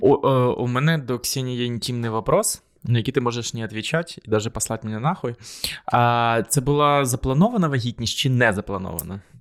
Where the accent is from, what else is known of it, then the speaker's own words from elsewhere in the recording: Korosten, Zhytomyr Oblast, Ukraine; я з Коростеня, і там постійно голосували за комуністичну партію